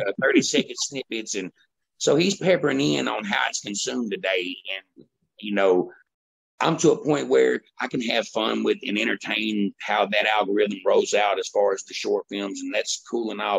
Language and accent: English; Woodbine, United States; my hometown Woodbine